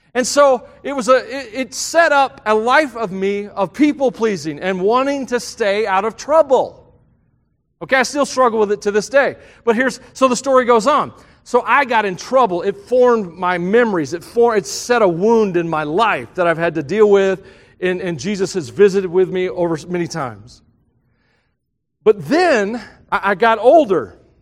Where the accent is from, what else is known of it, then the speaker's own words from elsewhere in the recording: the South, United States; I grew up in the South, and Southern gospel music was big.